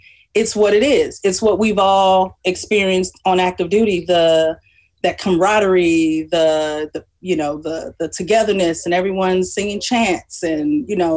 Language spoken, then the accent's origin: English; Chicago, Illinois, United States; Born and raised in Inglewood for high school. We moved further south out of the Inglewood community and attended Morgan Park High School